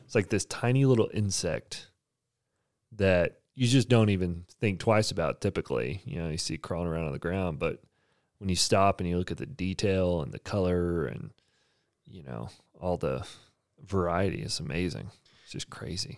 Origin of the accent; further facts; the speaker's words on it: Texas, United States; now in Provo, United States; I'm from Texas